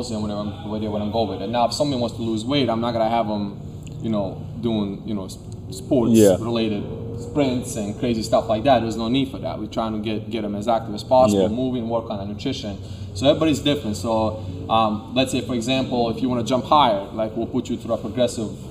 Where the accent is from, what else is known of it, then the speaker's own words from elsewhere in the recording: Serbia; now in United States; I'm from Serbia, so you know, when I came here, we came 2001 September 10th